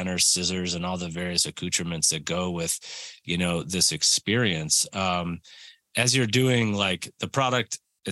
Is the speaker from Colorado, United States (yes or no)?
yes; Colorado, United States; born or raised there